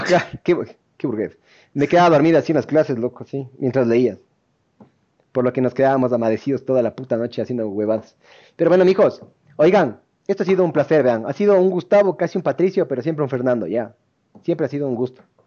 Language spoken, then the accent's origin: Spanish; Ecuador; also born or lived in Argentina; somos ecuatorianos